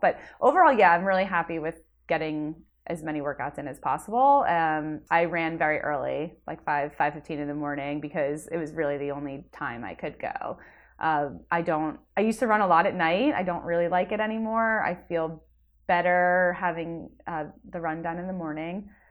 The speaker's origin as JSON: {"language": "English", "area": "Jersey Shore", "region": "New Jersey", "country": "United States", "said": "I am from New Jersey, originally the Jersey Shore area. Now I live in North Jersey"}